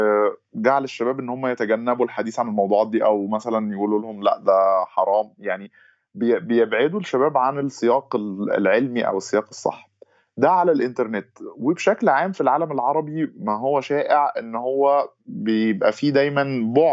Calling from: Egypt; نعم أنا أنا بحكي من مصر ومقيم في مصر

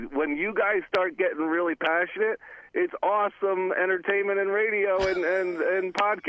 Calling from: Cranford, New Jersey, United States; from Cranford, my friends.

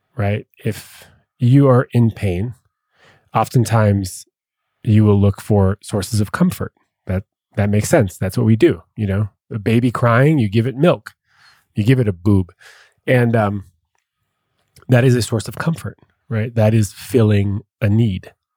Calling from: Massachusetts, United States; I'm calling from Massachusetts

